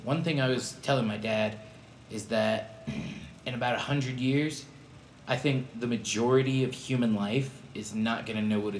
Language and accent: English; California, United States; growing up in California